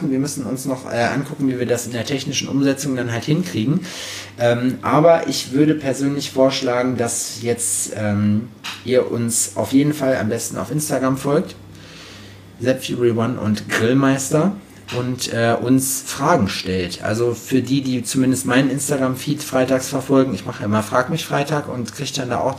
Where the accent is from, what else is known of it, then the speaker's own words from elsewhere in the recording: Berlin, Germany; Ich komme aus Berlin.